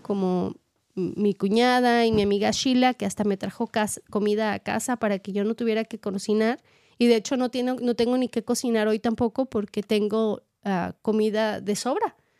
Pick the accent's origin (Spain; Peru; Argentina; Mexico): Mexico; moved away as an adult; now in United States; yo soy maestra y vengo preparada de México